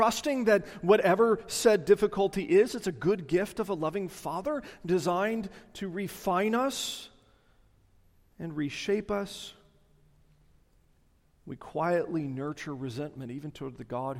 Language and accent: English; the South, United States; I'm a Southerner.